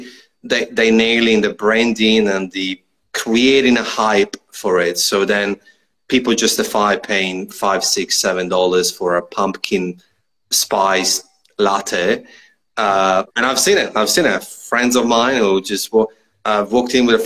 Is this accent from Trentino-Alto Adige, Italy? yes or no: yes; Trento, Trentino-Alto Adige, Italy; moved away as an adult; now in Australia; I'm from Trento